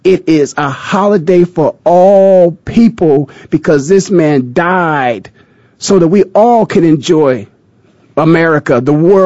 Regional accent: Canton, Ohio, United States; moved away; back in my hometown of Canton, Ohio

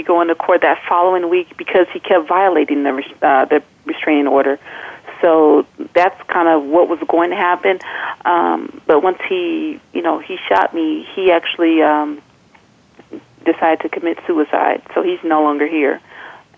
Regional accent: California, United States; now in Maryland, United States; I'm from California. So my family is there

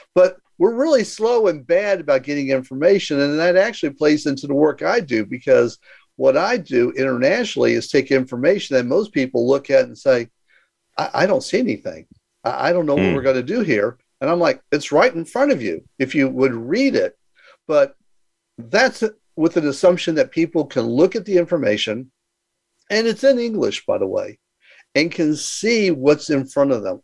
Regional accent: Houston, Texas, United States; moved away as an adult; also born or lived in San Diego / Mexico; I was born in Houston, Texas, and uh, again, I was the uh, oldest of nine and, you know, had a pretty normal life. You know, went to school

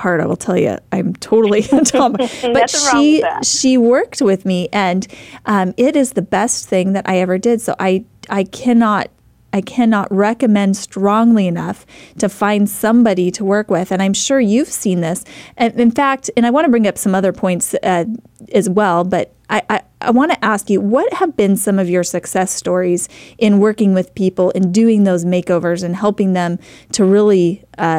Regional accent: Idaho, United States; I was a mom from Idaho, very small town, grew up in a small town, lived in a small town

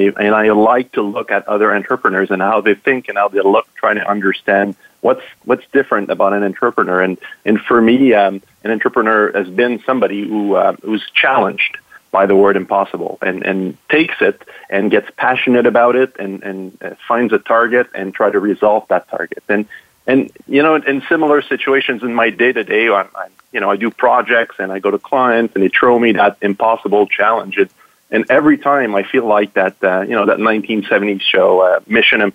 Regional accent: Montreal, Quebec, Canada; I'm born and raised in Montreal where Cirque du Soleil headquarters is

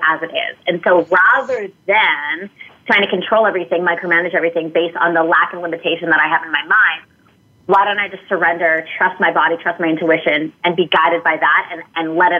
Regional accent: Canada; moved away as an adult; now in San Diego, United States

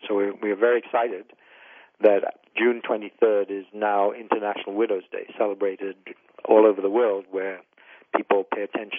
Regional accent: India; So being Indian, I know, widows are an issue in India, and there's, some social stigma that needs to be fought against.

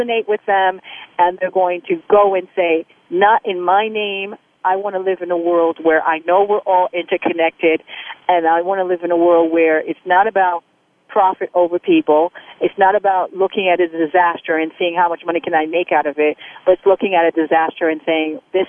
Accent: United States; also born or lived in Haiti; I was born in Haiti, I'm a Haitian woman, I was raised in America, and I'm American.

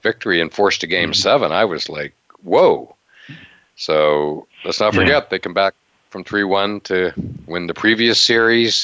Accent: Western Pennsylvania, United States; growing up in Western Pennsylvania.

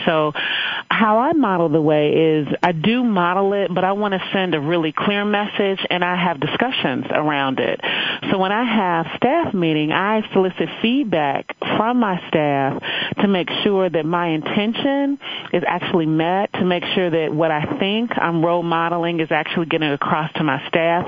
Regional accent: Chicago, Illinois, United States; moved away as an adult; also born or lived in Evanston, Illinois; I hail from Chicago, Illinois

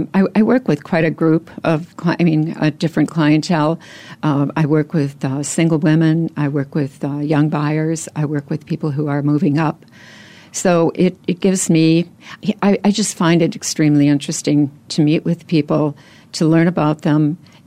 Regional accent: Wisconsin, United States; moved away as an adult; Well, I relocated here from Wisconsin, so I'm a Midwesterner. I've been here 20 years. I actually started in the business while in Wisconsin.

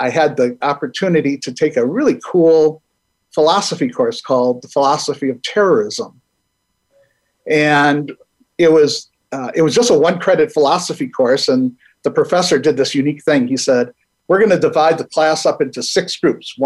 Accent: Milwaukee, Wisconsin, United States; I'm originally from Milwaukee, Wisconsin

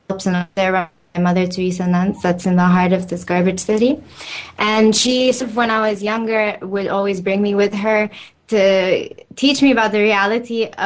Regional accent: Cairo, Cairo Governorate, Egypt; moved away; so I'm from Egypt. My family is Egyptian. Uh, I've lived there most of my life, and in Cairo, where I lived

